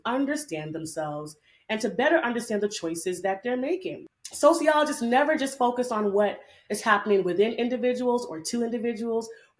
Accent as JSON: {"language": "English", "town": "New York City", "region": "New York", "country": "United States", "said": "I'm a Jamaican bad gal from Brooklyn, New York"}